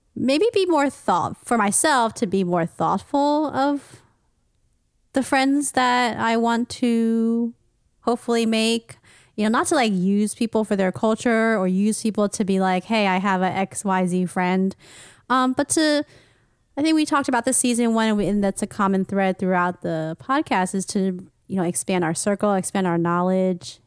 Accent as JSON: {"language": "English", "country": "United States", "tie": "born or raised there", "said": "I am Asian American, I grew up in the United States"}